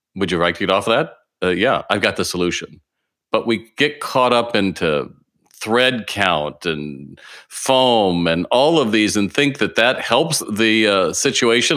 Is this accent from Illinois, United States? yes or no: no; California, United States; I'm from California